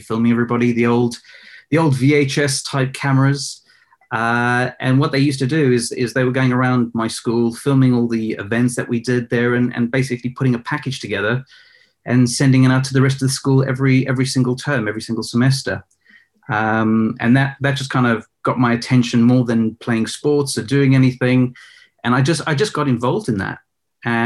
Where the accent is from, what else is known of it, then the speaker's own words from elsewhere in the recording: Johannesburg, Gauteng, South Africa; I was actually born in South Africa in Johannesburg